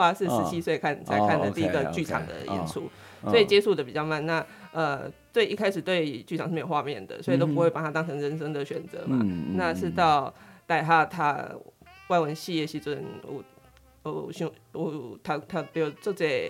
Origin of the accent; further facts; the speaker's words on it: Chiayi, Chiayi City, Taiwan; 是我几乎、嗯、我离开嘉义的时间应该没有超过十年。